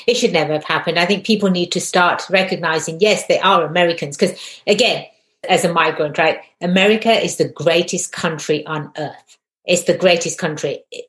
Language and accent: English; England, United Kingdom; In England, I'm Indian, but my ethnicity is Indian. My nationality is English. Right? I am a British person. In England, we don't say I'm an Indian English.